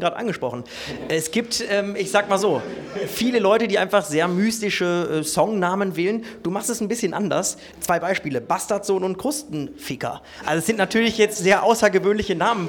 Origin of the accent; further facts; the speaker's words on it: Ruhr area, North Rhine-Westphalia, Germany; du kommst äh, genau wie ich aus dem Ruhrgebiet